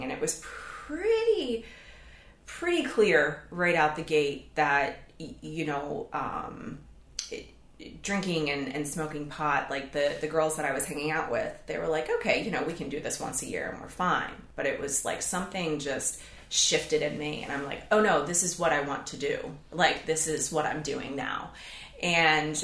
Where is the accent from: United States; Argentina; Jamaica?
United States; Baltimore, Maryland; So I am originally from Baltimore, Maryland, upper middle class family, picture perfect childhood